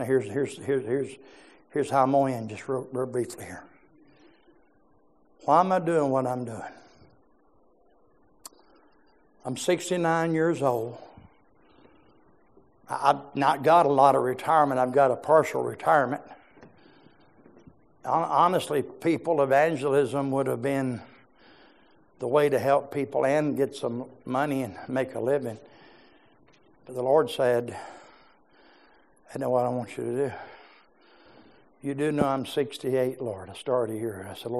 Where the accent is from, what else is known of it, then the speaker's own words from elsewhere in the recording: Georgia, United States; I'm from South Georgia. I'm from the land of the mobile homes, amen?